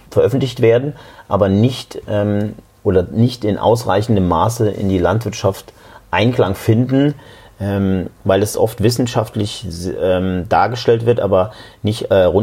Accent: Saarland, Germany; born there; Ich bin gebürtig aus dem Saarland

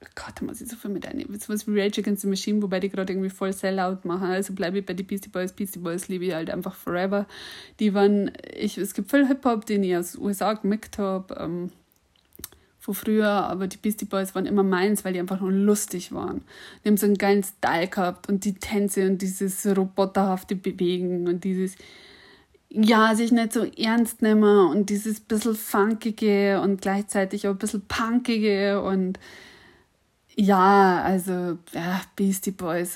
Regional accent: Tangrintel, Upper Palatinate, Bavaria, Germany; accent: Upper Palatinate Bavarian (mix with Lower Bavarian); also born or lived in Regensburg; komme ich her aus dem Tangrindel, aus der Gegend ums Tangrindel

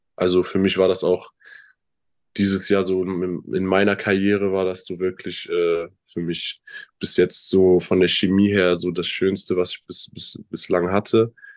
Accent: Bonn, North Rhine-Westphalia, Germany; moved away as an adult; also born or lived in Chemnitz; ich bin 19 Jahre dort aufgewachsen, bin dort geboren, habe all meine Freunde da ähm, ist mein Zuhause

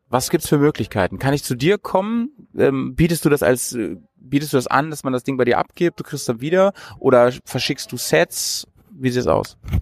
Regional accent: Bremen, Germany; in Bremen und umzu, wie man bei uns sagt

